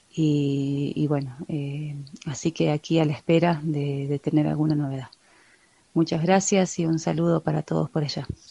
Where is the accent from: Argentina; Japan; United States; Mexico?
Argentina; southern Argentina; soy del sur de Argentina y esta cuarentena me sorprendió aquí viviendo en Baños, Ecuador